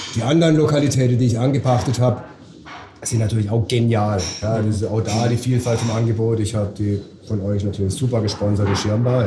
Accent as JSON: {"language": "German", "town": "Titisee", "region": "Baden-Württemberg", "country": "Germany", "said": "ich komme aus Titisee, das ist ja gerade mal 10 Kilometer von hier."}